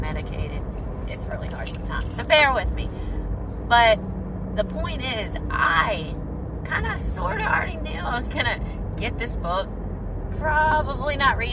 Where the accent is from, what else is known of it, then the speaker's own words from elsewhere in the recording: United States; moved away as an adult; also born or lived in Saudi Arabia; I'm an American